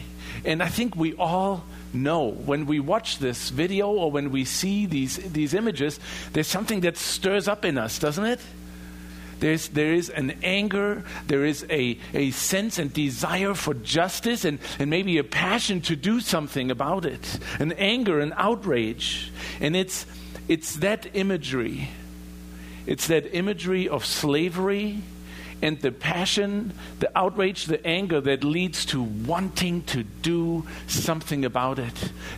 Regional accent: Germany; In my home country in Germany, we all have seen the images of people being enslaved for their ethnicity, being placed in concentration camps.

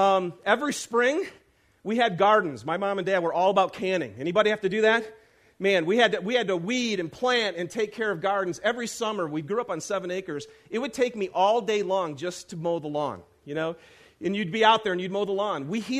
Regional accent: Lapeer, Michigan, United States; I'm from Lapeer, Michigan, okay?

